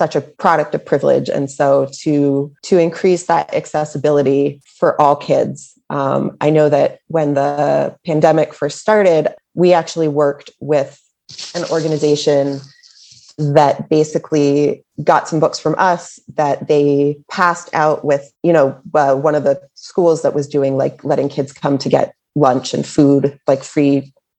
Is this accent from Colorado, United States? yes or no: no; Boston, Massachusetts, United States; also born or lived in Illinois; now in California, United States; I am from the Boston area